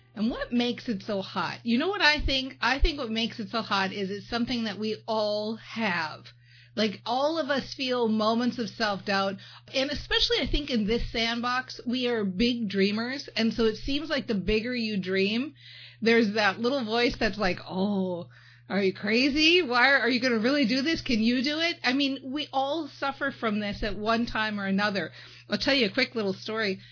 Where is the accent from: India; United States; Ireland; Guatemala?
United States; Minnesota; I'm from Minnesota and we got that thing where we switch up those two.